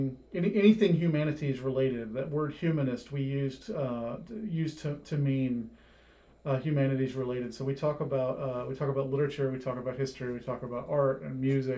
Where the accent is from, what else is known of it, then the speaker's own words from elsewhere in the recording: Gwinnett County, Georgia, United States; moved away as an adult; also born or lived in Minnesota / Woodstock, Georgia; I grew up in Gwinnett County.